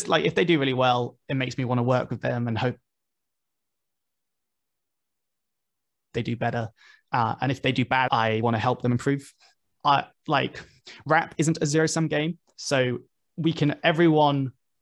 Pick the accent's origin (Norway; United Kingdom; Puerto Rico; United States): United Kingdom; as a British rapper